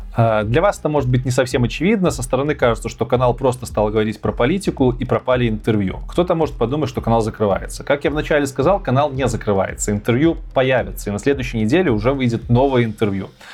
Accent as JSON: {"language": "Russian", "country": "Belarus", "tie": "born or raised there", "also_born_or_lived": "Minsk, Belarus / Kyiv, Ukraine", "moved": "as an adult", "lives_now": "Poland", "said": "я никогда в жизни не хотел уезжать из Беларуси. Да, я там жил, я там вырос, все детство, школа, университет"}